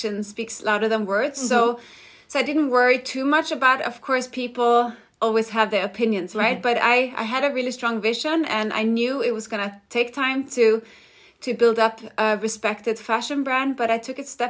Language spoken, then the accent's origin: English; Denmark; moved away as an adult; now in Los Angeles, United States; I'm from Denmark, but have been living in LA for the past 15 years